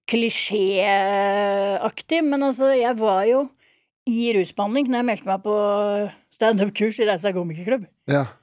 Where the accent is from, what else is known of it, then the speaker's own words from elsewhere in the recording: Oslo, Norway; Men jeg hadde jo noen fordeler, for jeg kommer fra Frogner bydel her.